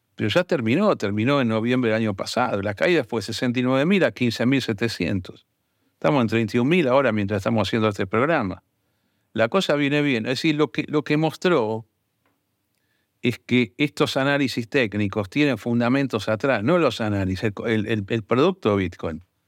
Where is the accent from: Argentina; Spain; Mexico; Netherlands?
Argentina; Yo no me voy a meter como argentino